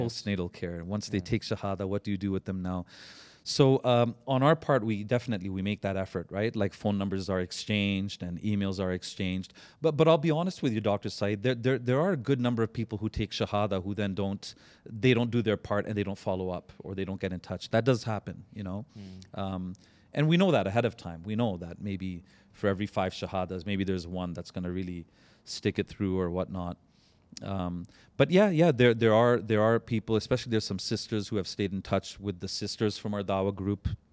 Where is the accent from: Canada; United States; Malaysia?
Canada; I'm that Canadian brother